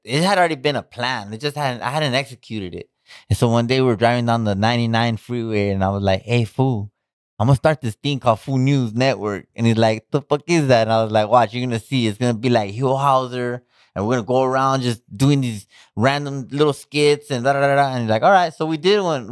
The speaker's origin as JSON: {"language": "English", "town": "Pomona", "region": "California", "country": "United States", "said": "I'm from Pomona."}